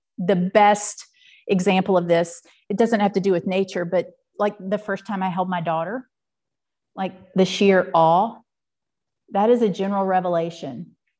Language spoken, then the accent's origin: English; Western North Carolina, United States; I'm from God's country, Western North Carolina.